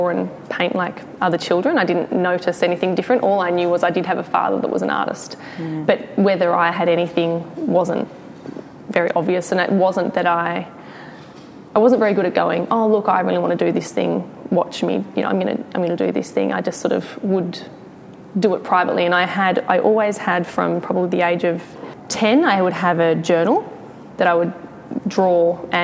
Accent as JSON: {"language": "English", "town": "Briagolong", "region": "Victoria", "country": "Australia", "tie": "born or raised there", "said": "I was born in Bryagalong, which is in East Gippsland"}